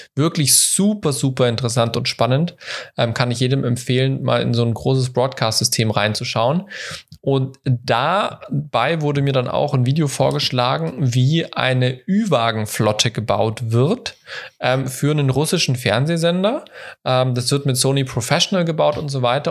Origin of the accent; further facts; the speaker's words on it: Ludwigsburg, Baden-Württemberg, Germany; bei Ludwigsburg, bei meiner Heimatstadt